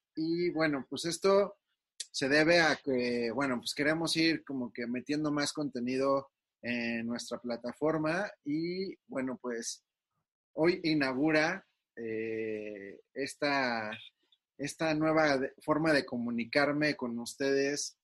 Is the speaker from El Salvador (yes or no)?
no; Mexico; nosotros como mexicanos